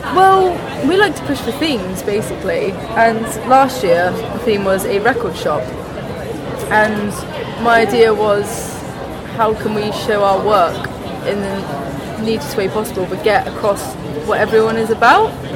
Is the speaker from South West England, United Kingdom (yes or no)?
yes; Swindon, South West England, United Kingdom; moved away; also born or lived in Plymouth; I'm from Swindon originally